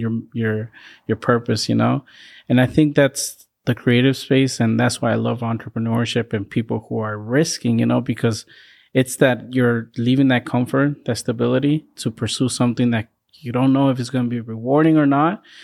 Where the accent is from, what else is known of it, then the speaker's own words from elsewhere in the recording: California, United States; now in Boston, United States; I grew up in California